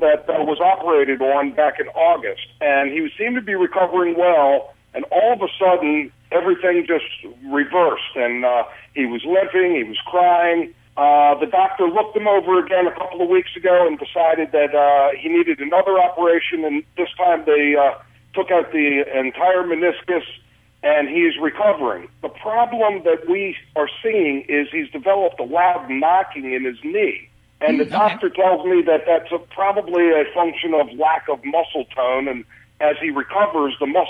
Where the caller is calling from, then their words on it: Baltimore, Maryland, United States; Baltimore, Maryland, actually.